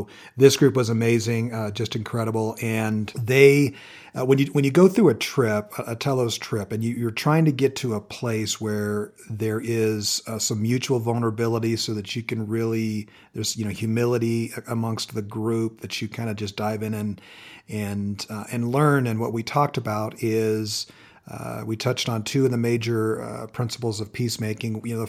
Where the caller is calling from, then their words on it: Colorado Springs, Colorado, United States; Checking in from cold and snowy Colorado Springs.